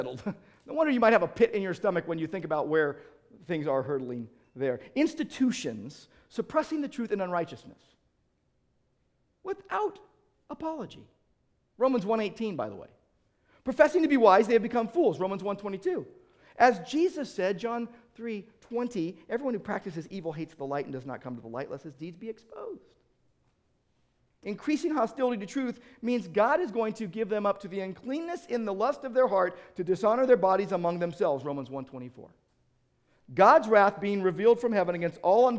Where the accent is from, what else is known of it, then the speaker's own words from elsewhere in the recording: United States; I'm an American